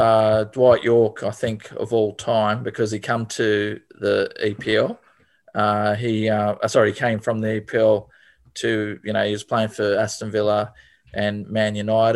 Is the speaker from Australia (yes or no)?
yes; Macquarie Fields, New South Wales, Australia; I was born and bred in Macquarie Fields. We had the, you know, 900 square metre block, two younger brothers.